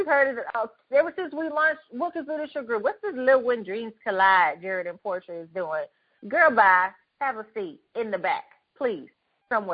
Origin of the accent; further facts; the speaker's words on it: Herndon, Texas, United States; I grew up in Herndon, Texas.